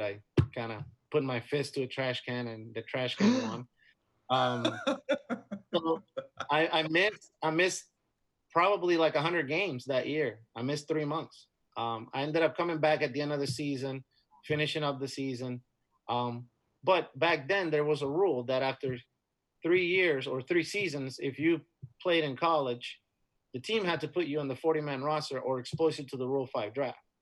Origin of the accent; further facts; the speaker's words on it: Dominican Republic; moved away as an adult; also born or lived in Florida; Growing up in the Dominican was great. I had a great, you know, upbringing and a great childhood